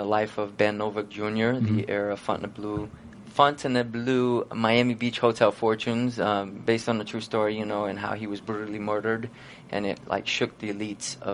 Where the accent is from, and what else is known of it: Brazil; born or raised there; moved away